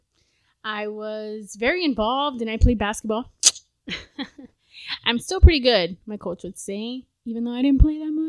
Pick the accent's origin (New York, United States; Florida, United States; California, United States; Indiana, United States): Florida, United States; South; I was born in South Florida